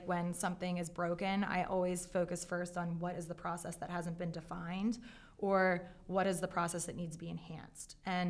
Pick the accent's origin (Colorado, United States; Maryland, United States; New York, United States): Maryland, United States; Baltimore; accent: Baltimore; You're going to hear my Baltimore accent.